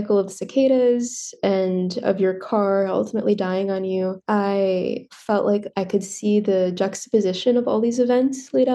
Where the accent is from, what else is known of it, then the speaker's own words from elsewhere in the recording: northern Ohio, United States; Growing up in Ohio, I grew up in northern Ohio